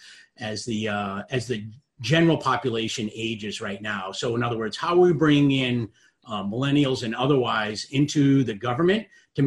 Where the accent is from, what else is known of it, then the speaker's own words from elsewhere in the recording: Rhode Island, United States; also born or lived in Boston; I grew up in Rhode Island